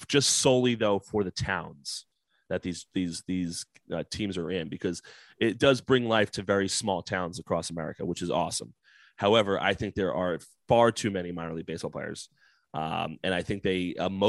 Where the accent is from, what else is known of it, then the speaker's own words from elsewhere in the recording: New Jersey, United States; I'm from New Jersey, born and bred.